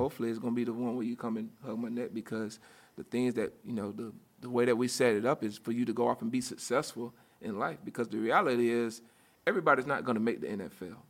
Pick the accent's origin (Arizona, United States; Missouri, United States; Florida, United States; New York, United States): Florida, United States; Union County; I grew up in a very small town, uh, right outside of, um, grew up in a town called Union County, which is right outside Gainesville